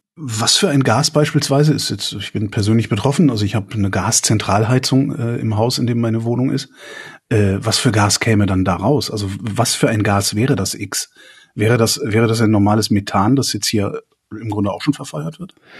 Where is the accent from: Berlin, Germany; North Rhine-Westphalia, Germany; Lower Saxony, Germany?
North Rhine-Westphalia, Germany; west of Cologne; ich bin gebürtiger Kölner und äh, äh westlich von Köln aufgewachsen, so 20 Kilometer entfernt.